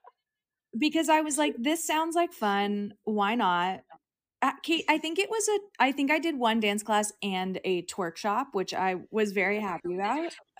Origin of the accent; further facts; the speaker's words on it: Long Beach, California, United States; moved away as an adult; now in Los Angeles, United States; I grew up in Long Beach